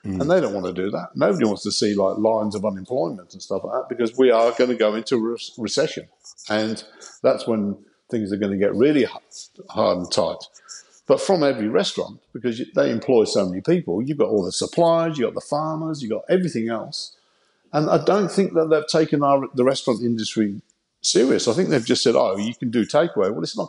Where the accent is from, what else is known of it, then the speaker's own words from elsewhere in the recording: Coventry, West Midlands, United Kingdom; And I just thought this will be a good way of getting out of my hometown of Coventry.